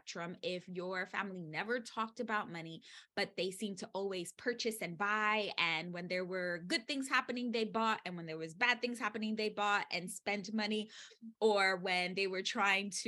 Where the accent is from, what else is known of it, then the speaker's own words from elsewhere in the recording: New York City, New York, United States; I was born and raised in the Bronx.